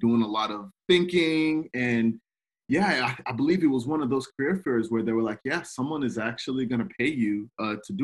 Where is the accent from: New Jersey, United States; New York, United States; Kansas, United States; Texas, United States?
Texas, United States; also born or lived in Nigeria; I grew up in Texas, but it was a bit of a shift because I was born in Nigeria